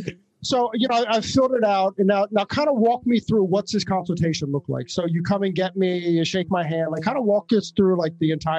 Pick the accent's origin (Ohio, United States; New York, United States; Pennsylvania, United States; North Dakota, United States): New York, United States; Oh, I'm from New York.